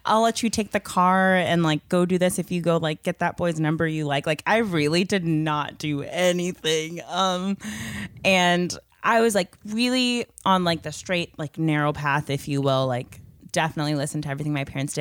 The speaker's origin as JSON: {"language": "English", "town": "Chandler", "region": "Arizona", "country": "United States", "tie": "born or raised there", "also_born_or_lived": "Pleasantville, New Jersey / Bowie, Maryland", "said": "I lived there for about eight years, and then I moved to Bowie, Maryland, and I lived there for about two years. And then I moved here to Chandler, Arizona"}